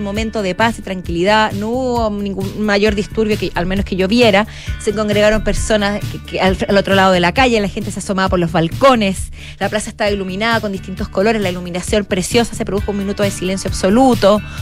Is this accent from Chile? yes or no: yes; Chile